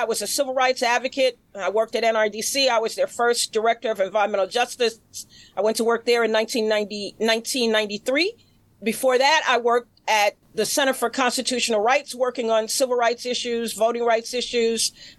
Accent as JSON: {"language": "English", "town": "New York City", "region": "New York", "country": "United States", "tie": "born or raised there", "said": "I was born in Central Harlem. I was born in Harlem Hospital. I grew up in Central Harlem, Delano Village, which is now called Savoy Arms."}